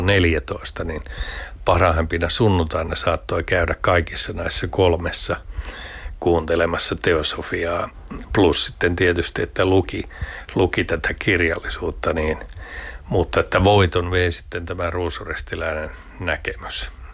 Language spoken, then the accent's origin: Finnish; Lahti, Päijät-Häme, Finland; mä oon Lahdesta kotoisin